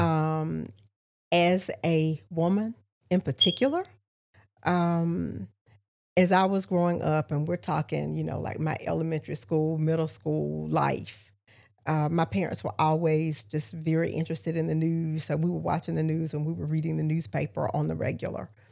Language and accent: English; Augusta, Georgia, United States; moved away as an adult; also born or lived in Albany, Georgia / Charlotte, North Carolina; I'm from East Augusta